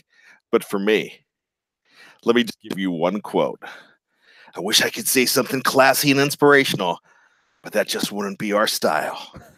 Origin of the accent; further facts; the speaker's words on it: Johnstown, Pennsylvania, United States; it was filmed in my hometown.